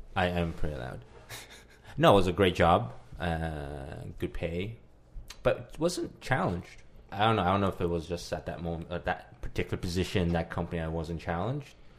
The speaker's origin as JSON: {"language": "English", "country": "Canada", "said": "as a Canadian"}